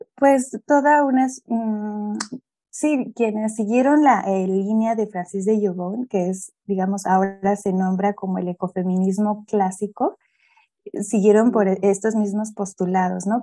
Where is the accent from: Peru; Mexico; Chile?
Mexico; Mexico City; yo soy de acá de la Ciudad de México, de, de la zona centro-sur de la ciudad, en la alcaldía de Coyoacán